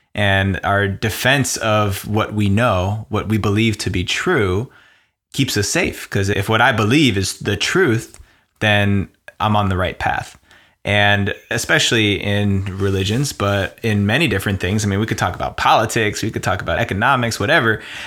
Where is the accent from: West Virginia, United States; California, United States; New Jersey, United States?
New Jersey, United States; I grew up in New Jersey, right outside of New York